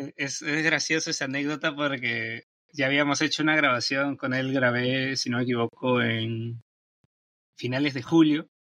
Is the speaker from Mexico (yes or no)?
no; Peru; soy de Perú y acá son las 8 y 50